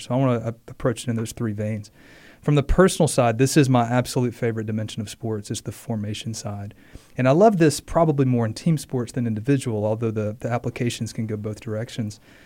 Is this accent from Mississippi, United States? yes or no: yes; Mississippi, United States; as a kid, um, growing up in Mississippi